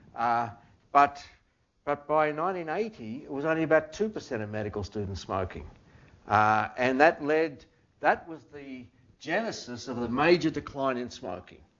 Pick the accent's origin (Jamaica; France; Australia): Australia; moved away as an adult; now in United States; I was from Australia